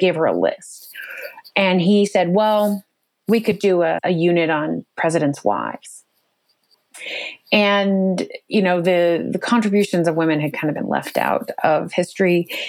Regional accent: Oregon, United States; also born or lived in Western states; I actually I grew up in Oregon mostly, but a number of Western states, and moved many, many times with my family

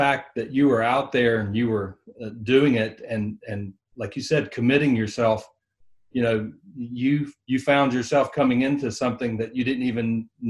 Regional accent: North Florida, United States; that's where I grew up in North Florida.

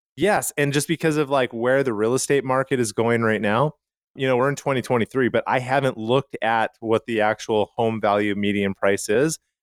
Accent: Calgary, Alberta, Canada; now in United States; I grew up in Calgary, Canada

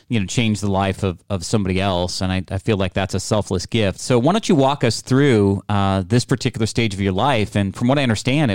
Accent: California, United States; as a Californian for most of my life

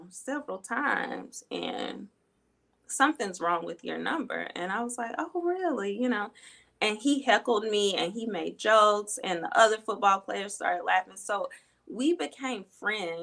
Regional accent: Birmingham, Alabama, United States; Birmingham, Alabama, that's where I grew up.

